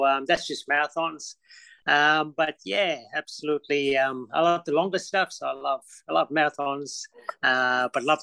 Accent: Durban, KwaZulu-Natal, South Africa; moved away as an adult; now in Brisbane, Australia; I was born in Durban, South Africa. Lived there obviously for most of my life, and yeah, we immigrated 22 years ago in 2000.

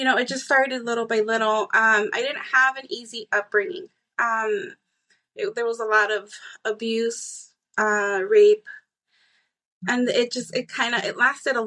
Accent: Tucson, Arizona, United States; also born or lived in Mississippi / Texas; I am born and raised in Tucson. I have gone out. I lived in Mississippi, Texas.

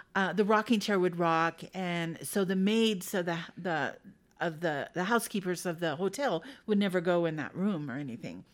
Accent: Idaho, United States; I'm from Idaho. Uh, but I went around, I'm, I've been all over the place. But I moved back to Boise in two thousand five

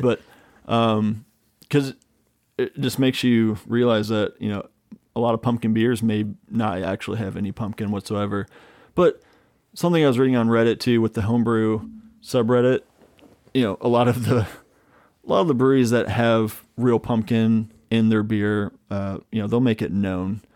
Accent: Midwest, United States; growing up in the Midwest

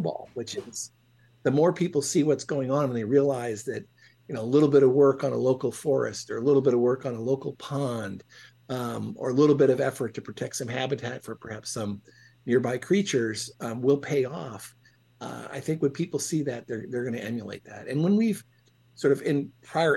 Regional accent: Ohio, United States; where I grew up in Ohio

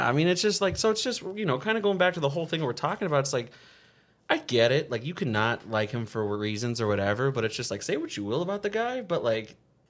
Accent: Avondale, Arizona, United States; I grew up in Avondale

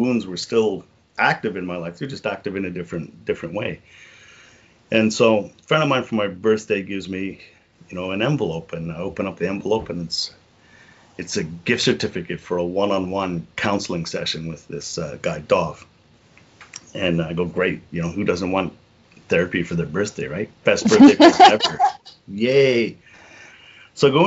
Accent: Liverpool, North West England, United Kingdom; moved away; I'm from Liverpool

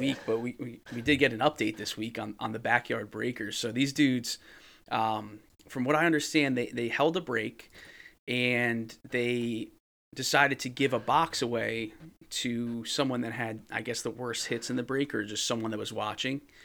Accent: New Jersey, United States; I'm from New Jersey

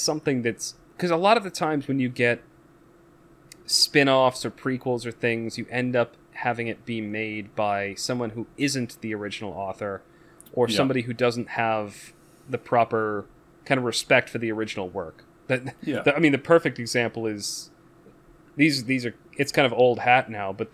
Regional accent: United States; as an American watching it

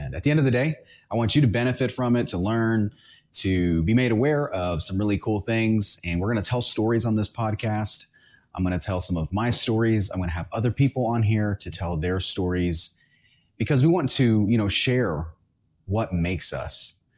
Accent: Honduras; born there; I was born in Central America in the country of Honduras. So it's a third world country. And I was born there.

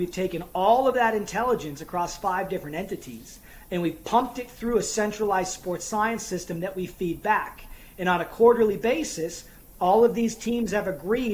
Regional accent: United States; moved away as an adult; now in Ireland; I'm coming from a different culture. I'm an American.

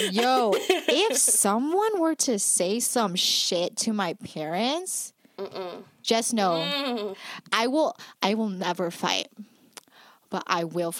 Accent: Toronto, Ontario, Canada; Bitch, I'm from here, dummy.

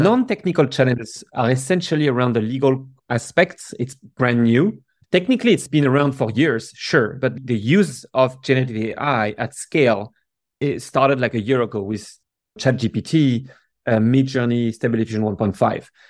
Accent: Paris, Île-de-France, France; now in San Francisco, United States; I grew up in Paris

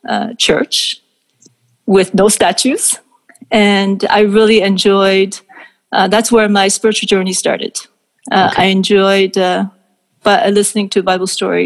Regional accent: Seoul, South Korea; now in Canada; And I was born in Seoul.

